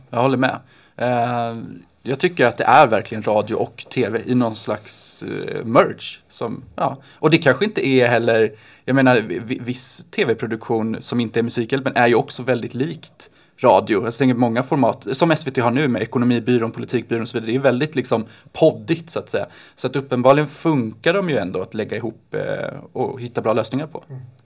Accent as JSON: {"language": "Swedish", "town": "Oskarshamn", "region": "Kalmar County", "country": "Sweden", "tie": "born or raised there", "said": "Jag älskar mina hemtrakter."}